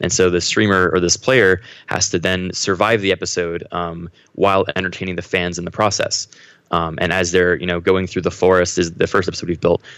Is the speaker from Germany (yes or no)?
no; Haverford, Pennsylvania, United States; moved away as an adult; now in Los Angeles, United States; I grew up uh, outside of Philadelphia. I was in kind of the suburbs um, around there. Mm-hmm. Uh, I think the town was Haverford, um, but I moved around a lot, so okay. it, it, was all around that area though.